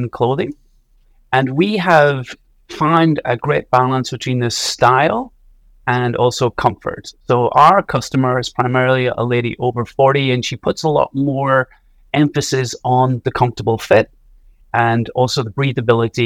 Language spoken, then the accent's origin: English; Donegal, Ulster, Ireland; I'm from Donegal in the northwest of Ireland